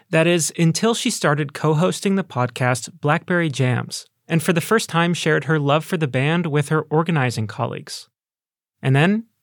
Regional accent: Natick, Massachusetts, United States; I'm from Natick, Massachusetts.

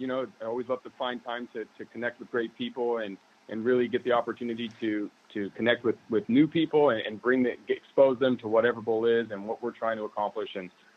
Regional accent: San Diego, California, United States; San Diego in Scripps Ranch.

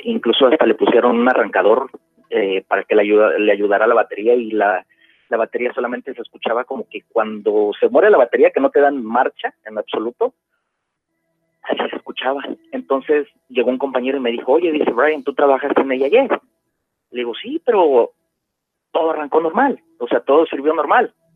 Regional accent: Puebla, Mexico; now in Phoenix, United States; yo soy nacido en Puebla, soy poblano.

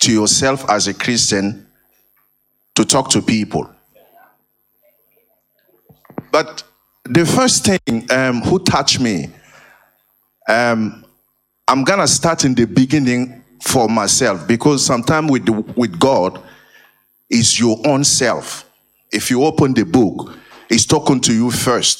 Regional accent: France; English is a second language; I'm a Frenchman

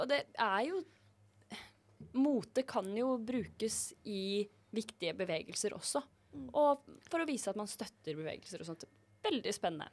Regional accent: Drøbak, Akershus, Norway; moved away; klesskapet mitt hjemme i Drøbak

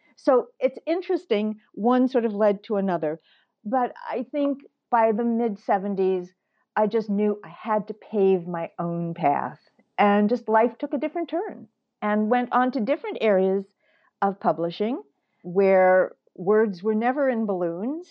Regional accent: St. Louis, Missouri, United States; moved away as an adult; now in New York, United States; I grew up in the Midwest

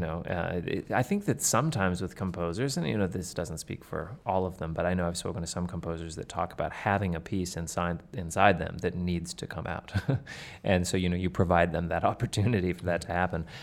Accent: Canada; now in United States; I am a proud Canadian. I grew up in Canada

